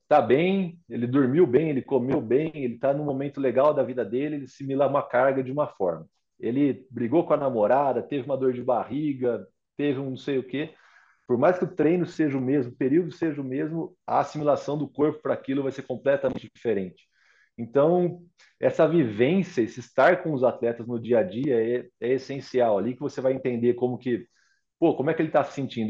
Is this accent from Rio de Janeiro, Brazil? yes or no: no; Pirassununga, São Paulo, Brazil; moved away; Eu sou de Pirassununga